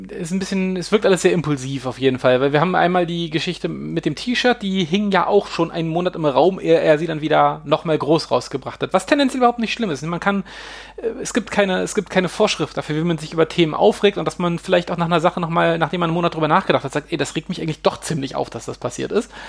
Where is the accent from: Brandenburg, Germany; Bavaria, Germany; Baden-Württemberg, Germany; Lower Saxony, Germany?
Lower Saxony, Germany; Hanover; Also ich als Hannoveraner, ich kenne ja, es gibt den Machwitz-Kaffee